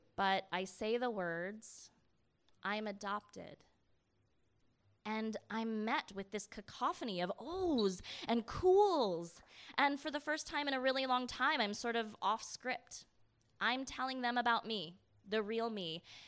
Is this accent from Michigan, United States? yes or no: yes; Michigan, United States; I grew up in Michigan